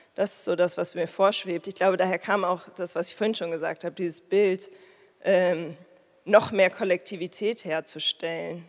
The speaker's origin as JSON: {"language": "German", "region": "Berlin", "country": "Germany", "said": "ich komme ja aus Berlin, ich wohne hier ewig, meine Eltern wohnen hier"}